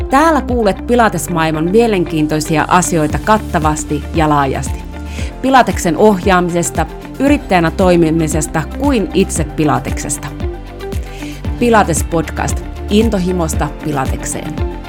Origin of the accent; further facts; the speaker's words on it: Finland; also born or lived in Rovaniemi, Finland; mä oon Suomesta